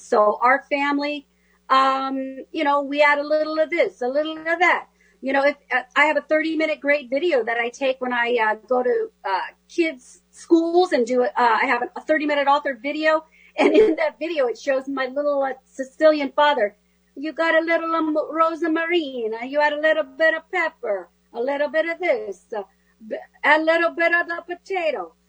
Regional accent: California, United States; the Spanish I learned growing up in California

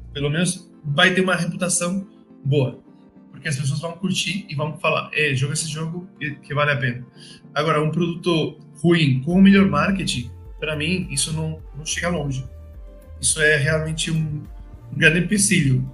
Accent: Spain; Portuguese is a second language; moved away; also born or lived in Madrid; sou espanhol

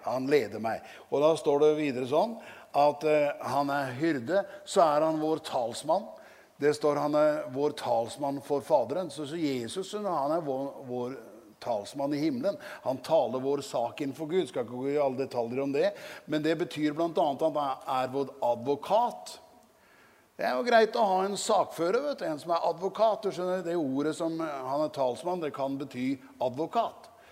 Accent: Norway; hjemme på Gjeldsnes misjonshus, hvor jeg vokste opp

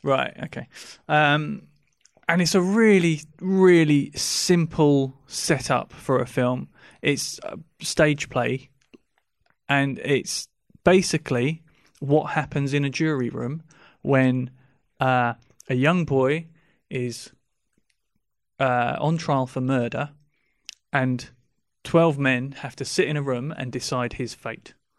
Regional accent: England, United Kingdom; we're English

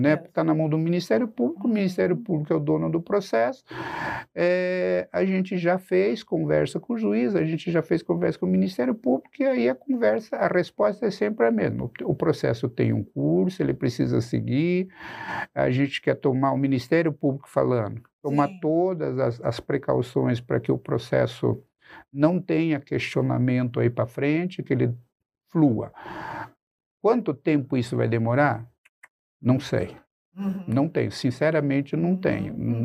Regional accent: Cascavel, Paraná, Brazil; moved away as an adult; also born or lived in Tapejara, Rio Grande do Sul; now in Curitiba, Brazil; E aí minha família vem para o oeste do Paraná quando eu era muito, muito, muito criança. Eu me criei em Cascavel, na verdade.

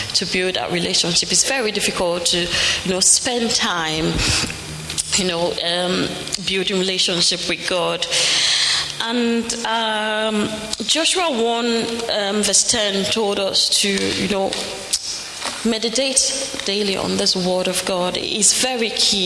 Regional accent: Nigeria; moved away; I'm from Nigeria

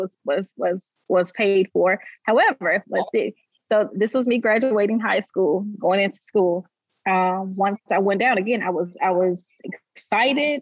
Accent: Nashville, Tennessee, United States; I'm Nashville native, so I grew up here in Nashville

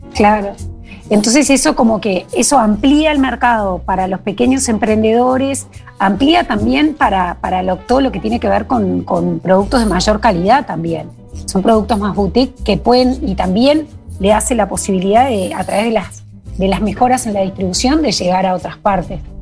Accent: Montevideo, Uruguay; moved away as an adult; also born or lived in Colonia; now in Durazno, Uruguay; Yo aclaro que soy de Montevideo, pero hace ya muchos años que vivo en el interior, entre Durazno y, Colonia

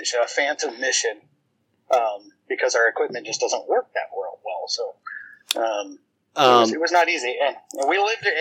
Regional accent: Grand Canyon National Park, Arizona, United States; moved away; also born or lived in Klamath Falls, Oregon; I grew up in Grand Canyon National Park.

